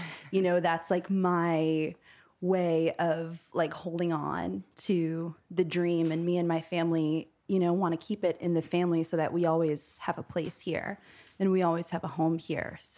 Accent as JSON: {"language": "English", "town": "New York City", "region": "New York", "country": "United States", "said": "that's how you know I'm a New Yorker."}